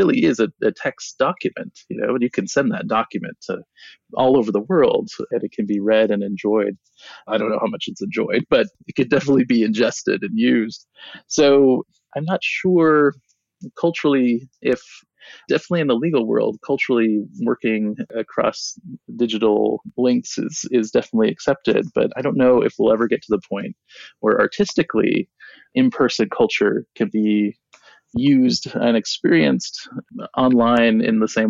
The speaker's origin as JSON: {"language": "English", "town": "Seattle", "region": "Washington", "country": "United States", "tie": "born or raised there", "also_born_or_lived": "Hopi Reservation, Arizona / New York", "moved": "yes", "lives_now": "Arizona, United States", "said": "I grew up in Seattle for the most part, but my dad, who is Hopi, often sang Hopi songs to me."}